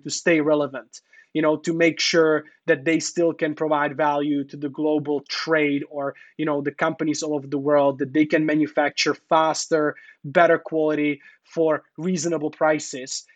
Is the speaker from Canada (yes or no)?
no; Czechia; now in China; I'm from Czech Republic